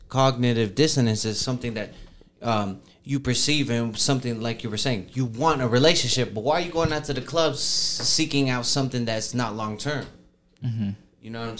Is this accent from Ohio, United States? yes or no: no; Jacksonville, Florida, United States; from the South, man. I'm from Jacksonville